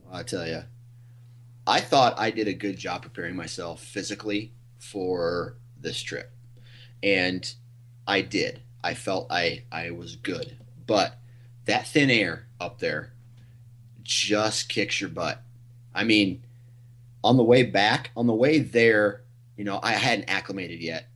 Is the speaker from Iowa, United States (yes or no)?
yes; Iowa, United States; I'm from Iowa. I think where I live is like three hundred foot elevation.